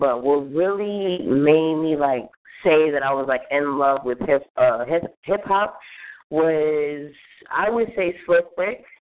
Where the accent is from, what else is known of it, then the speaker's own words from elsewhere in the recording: New York City, New York, United States; also born or lived in Brooklyn; I was born in Brooklyn, but I was raised in Chelsea. That's the lower west side of Manhattan. The area is called Chelsea, but the project is Fulton.